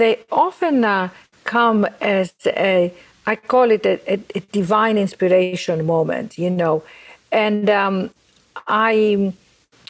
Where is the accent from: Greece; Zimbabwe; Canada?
Greece; Athens, Attica; now in New York, United States; I was born and raised in Athens, Greece, as you can all hear from my accent